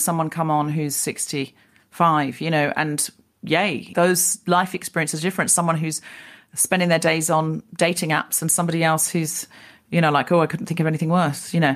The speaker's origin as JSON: {"language": "English", "country": "Australia", "moved": "as an adult", "said": "I'm Australian."}